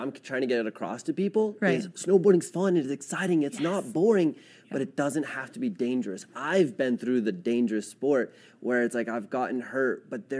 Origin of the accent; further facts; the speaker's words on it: Edwards, Colorado, United States; I was born and raised in Edwards